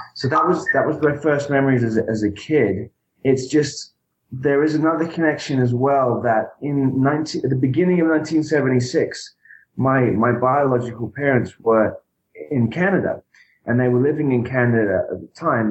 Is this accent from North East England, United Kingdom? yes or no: no; Brighton, South East England, United Kingdom; I was born in December of '76, and I in Brighton, in England